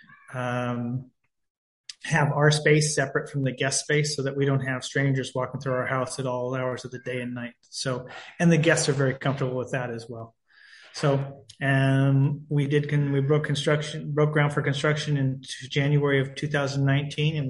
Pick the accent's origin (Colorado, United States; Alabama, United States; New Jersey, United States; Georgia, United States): Colorado, United States; Denver; moved away as an adult; also born or lived in Seattle, Washington / Tucson, Arizona / Vail, Colorado / Napa Valley, California; now in Oregon, United States; I'm a Colorado native. I grew up in Denver